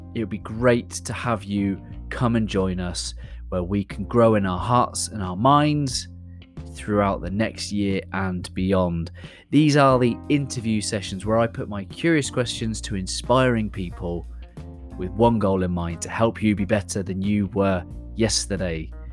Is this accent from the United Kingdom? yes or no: yes; the Southwest, South West England, United Kingdom; in England, I, um, I'm from the Southwest, which means we all sound like farmers